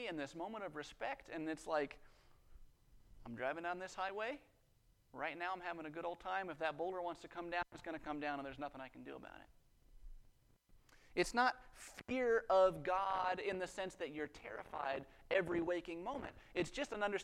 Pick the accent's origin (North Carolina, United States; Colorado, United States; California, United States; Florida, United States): Colorado, United States; Western; I grew up in Western Colorado